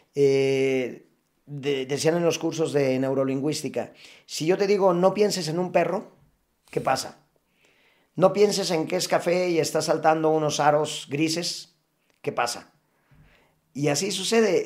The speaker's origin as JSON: {"language": "Spanish", "country": "Mexico"}